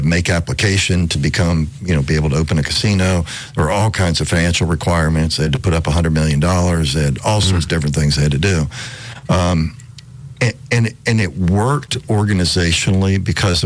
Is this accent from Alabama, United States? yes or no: yes; Alabama, United States; I grew up in Alabama